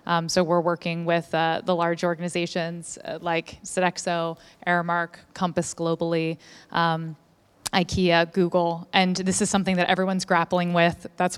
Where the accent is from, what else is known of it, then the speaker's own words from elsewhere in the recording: Melbourne, Victoria, Australia; I'm from Melbourne, yeah.